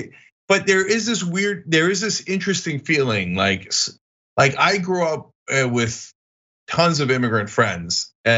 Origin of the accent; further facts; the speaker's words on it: New Jersey, United States; also born or lived in Turkey; I'm actually from New Jersey. That's a completely different accent.